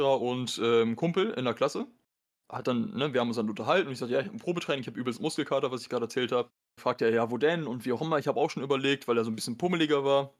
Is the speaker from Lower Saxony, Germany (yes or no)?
yes; Osnabrück, Lower Saxony, Germany; in Osnabrück, also ne, da wo ich herkomme